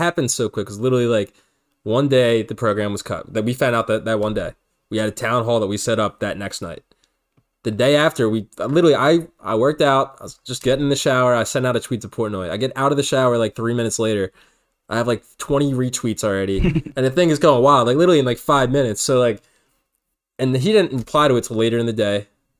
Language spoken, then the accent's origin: English; Philadelphia, Pennsylvania, United States; we're from Philly.